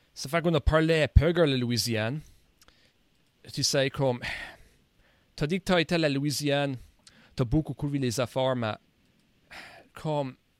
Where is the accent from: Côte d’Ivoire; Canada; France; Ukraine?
Canada; Nova Scotia; comme un néo-écossais. La culture acadienne et néo-écossaise, comme ça, c'est mes deux cultures ici